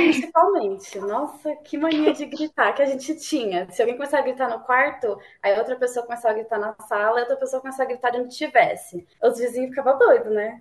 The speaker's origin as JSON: {"language": "Portuguese", "region": "São Paulo", "country": "Brazil", "said": "eu sou de São Paulo, da Zona Leste."}